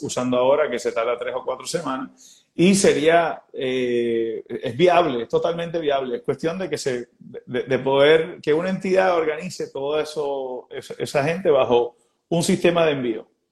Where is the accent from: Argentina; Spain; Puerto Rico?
Puerto Rico; nosotros como puertorriqueños